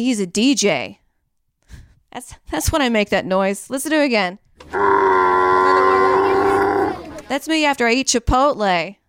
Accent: Saudi Arabia; born there; I was born in Saudi Arabia, so I was around camels, you know.

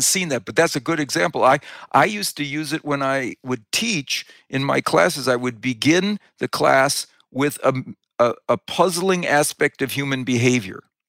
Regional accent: Wisconsin, United States; I grew up in Wisconsin

